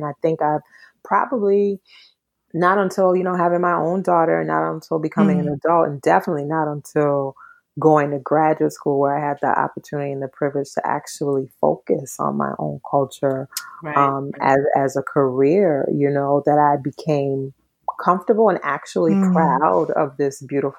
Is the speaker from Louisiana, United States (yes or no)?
yes; New Orleans, Louisiana, United States; first language Twi; English is a second language; So I was born and raised in New Orleans.